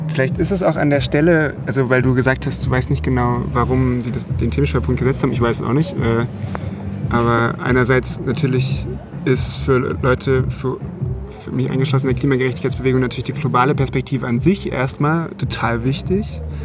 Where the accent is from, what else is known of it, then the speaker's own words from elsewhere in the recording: Germany; als Deutsche